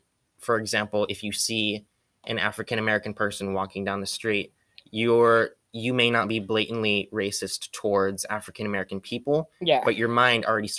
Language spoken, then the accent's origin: English; Philippines; So I'm Filipino.